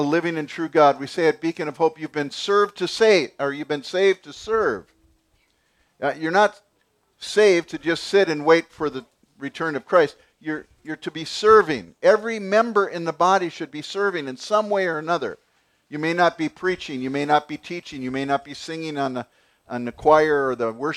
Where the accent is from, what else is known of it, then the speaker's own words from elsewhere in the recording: United States; We're American